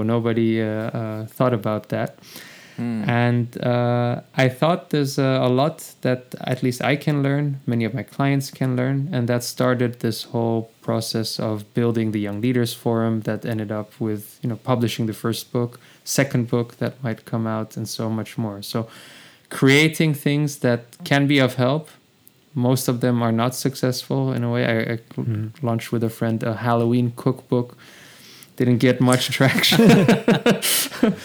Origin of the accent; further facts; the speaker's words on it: The Hague, South Holland, Netherlands; now in Amsterdam, Netherlands; I'm in Amsterdam. I was born in the Hague